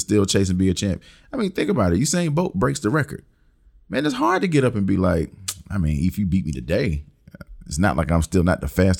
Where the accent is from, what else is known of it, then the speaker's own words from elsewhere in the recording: Middletown, South Carolina, United States; I'm not from Jordan. If anything, I'm from Middletown.